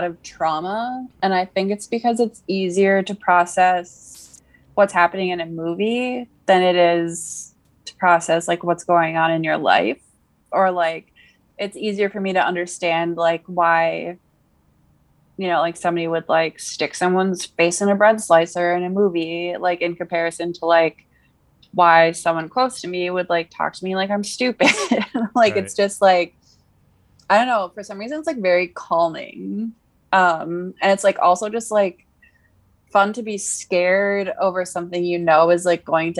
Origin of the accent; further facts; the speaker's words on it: California, United States; I was born in California